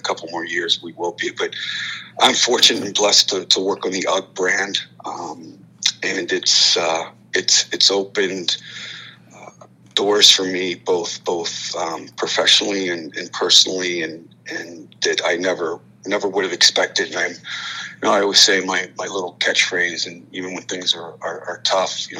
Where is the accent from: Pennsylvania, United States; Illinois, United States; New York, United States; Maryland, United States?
Maryland, United States; Hagerstown; I grew up in Hagerstown